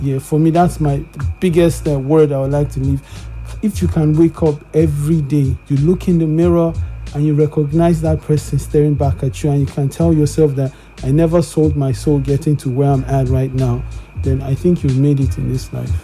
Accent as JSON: {"language": "English", "town": "Kaduna", "region": "Kaduna State", "country": "Nigeria", "tie": "born or raised there", "moved": "yes", "lives_now": "Lagos, Nigeria", "said": "I grew up in Kaduna"}